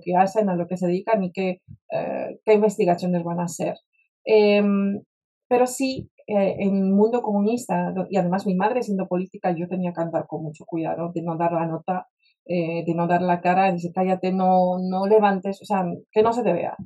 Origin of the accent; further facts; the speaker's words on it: Warsaw, Masovian Voivodeship, Poland; Spanish is a second language; moved away as an adult; also born or lived in United States; now in Spain; yo me crié en Varsovia, en Polonia